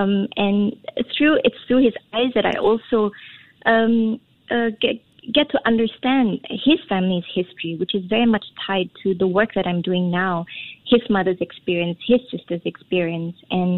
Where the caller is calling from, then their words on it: Singapore; Yes, I am.